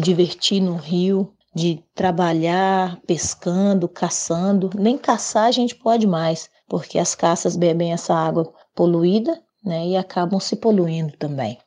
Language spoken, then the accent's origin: Portuguese; Minas Gerais, Brazil; sou do estado de Minas Gerais e pertenço ao povo Krenak do estado de Minas